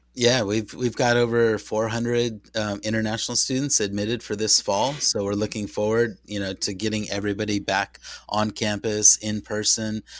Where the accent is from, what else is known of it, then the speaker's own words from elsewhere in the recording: San Diego, California, United States; I was raised in San Diego as a baseball Padre fan